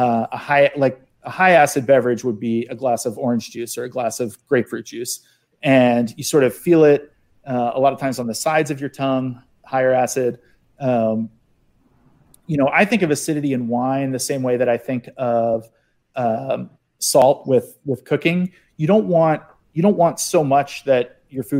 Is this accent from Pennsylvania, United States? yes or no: yes; outside of Philly, Pennsylvania, United States; I grew up outside of Philly